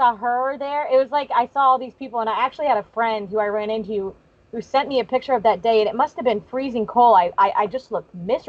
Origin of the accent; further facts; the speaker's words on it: Virginia, United States; moved away as an adult; also born or lived in Arkansas; we grew up in Virginia